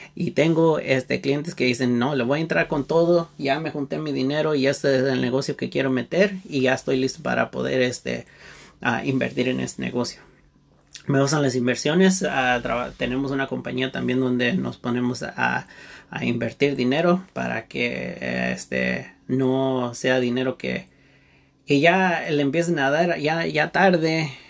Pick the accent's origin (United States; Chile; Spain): United States; Santa Barbara, California; yo nací y vivo en Santa Bárbara, California